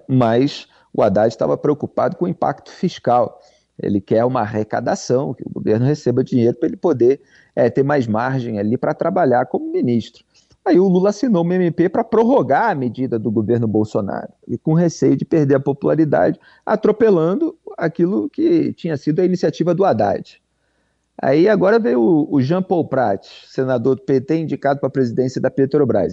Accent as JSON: {"language": "Portuguese", "region": "Rio de Janeiro", "country": "Brazil", "said": "eu sou do Rio de Janeiro"}